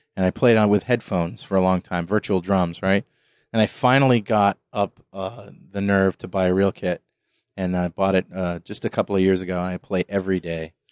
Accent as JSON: {"language": "English", "town": "New London", "region": "Connecticut", "country": "United States", "said": "I'm from New London"}